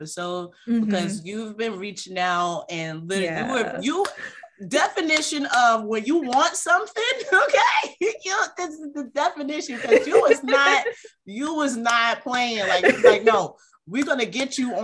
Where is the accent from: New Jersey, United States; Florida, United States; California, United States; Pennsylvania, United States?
New Jersey, United States; I'm from Jersey